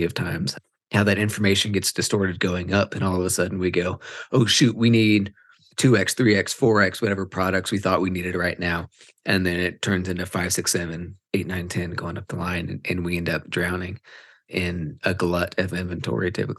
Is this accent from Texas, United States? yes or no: yes; Texas, United States; now in Colorado, United States; as a Texan